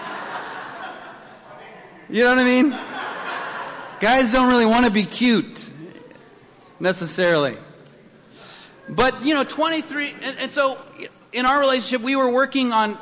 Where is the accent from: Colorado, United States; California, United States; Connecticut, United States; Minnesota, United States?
Colorado, United States; Denver; I grew up in Denver